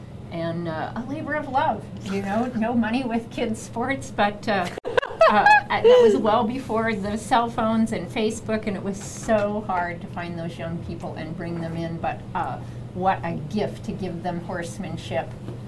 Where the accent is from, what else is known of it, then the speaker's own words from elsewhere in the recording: Colorado, United States; Growing up in Colorado, of course, a lot of Western influence.